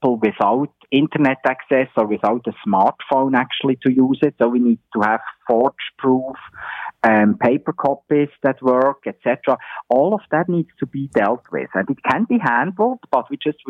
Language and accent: English; Switzerland; now in Ontario, Canada; my home country, in Switzerland